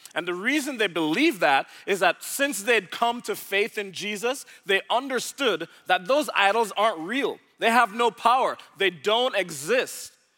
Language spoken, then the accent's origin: English; Jamaica; moved away as an adult; now in Dallas, United States; I was originally born in Jamaica, so I'm from the Caribbean, not from around these parts.